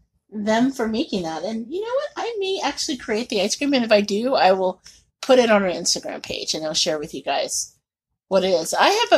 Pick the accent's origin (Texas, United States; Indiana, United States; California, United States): Indiana, United States; Indianapolis; growing up in Indianapolis